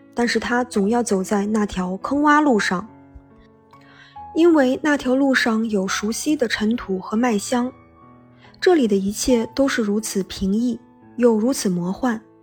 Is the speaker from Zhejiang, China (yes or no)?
no; Benxi, Liaoning, China; moved away; 《本溪》，是我的故乡